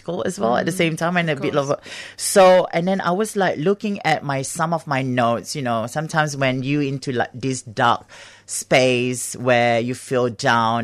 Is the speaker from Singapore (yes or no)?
yes; Singapore; now in Australia; I grew up in Singapore